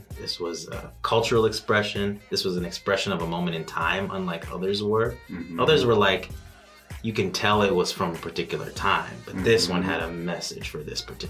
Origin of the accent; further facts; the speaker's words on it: Chicago, Illinois, United States; I am Joshua's cousin. I'm also a Humboldt Park native. Lived here growing up, live here now.